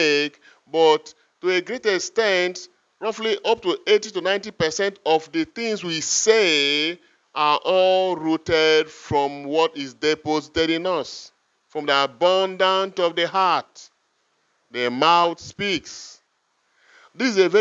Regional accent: Igala, Kogi, Nigeria; first language Igala; English is a second language; I was born in the Igala culture. They start putting in me Igala mentality, Igala culture, Igala language, everything rooted from my culture.

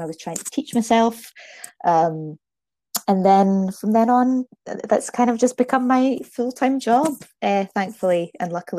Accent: Aberdeen, Scotland, United Kingdom; accent: Scottish; now in Fife, United Kingdom; So I'm from Scotland. I'm originally from Aberdeen, but I now live in Fife.

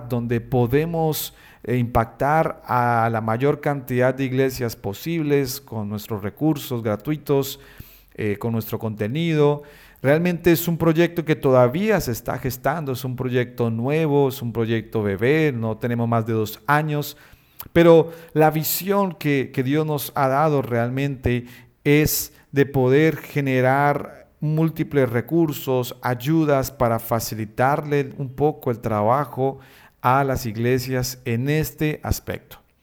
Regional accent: Bucaramanga, Santander, Colombia; soy colombiano, nací en una ciudad llamada Bucaramanga, allí en Colombia.

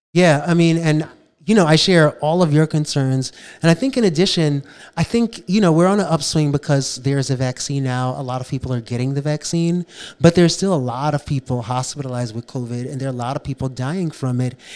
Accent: New York City, New York, United States; Growing up, I grew up in the South Bronx

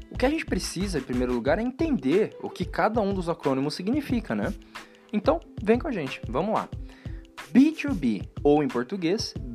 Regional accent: Brazil; Pô, nós somos brasileiros.

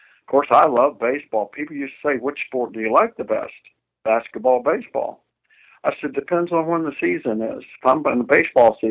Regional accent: Loogootee, Indiana, United States; born or raised there; also born or lived in Miami, Florida

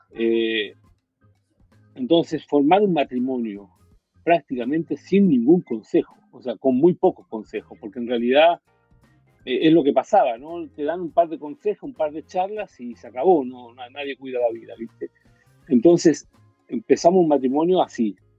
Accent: Chile; moved away as an adult; also born or lived in Miami, United States; cuando yo me fui de Chile

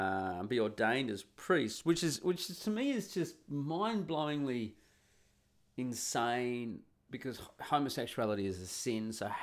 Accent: Perth, Western Australia, Australia; moved away as an adult; also born or lived in Sydney / Cairns / Canada / Uganda; When I left my hometown of Perth, I moved to Sydney. I lived there for a year. I moved to Cairns in Queensland. I moved there. I lived there for a few years. I did a year in Canada.

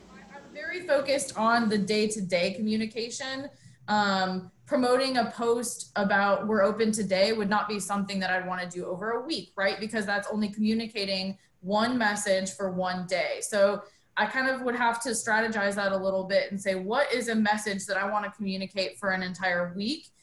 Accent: Albuquerque, New Mexico, United States; moved away as an adult; also born or lived in Birmingham, Alabama; I was born and raised in Albuquerque.

